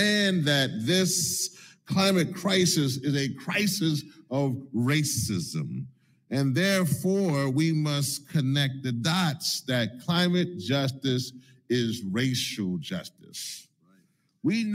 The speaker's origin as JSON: {"language": "English", "region": "Louisiana", "country": "United States", "said": "my home state of Louisiana"}